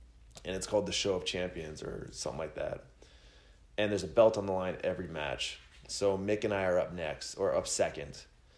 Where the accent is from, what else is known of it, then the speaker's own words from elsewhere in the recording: Ramona, California, United States; I grew up in Ramona, California, which is San Diego County.